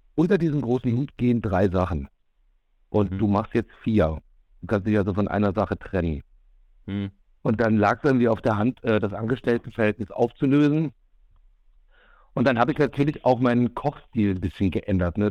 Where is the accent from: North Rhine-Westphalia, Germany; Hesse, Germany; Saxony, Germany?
Hesse, Germany; North; ich komme aus Nordhessen.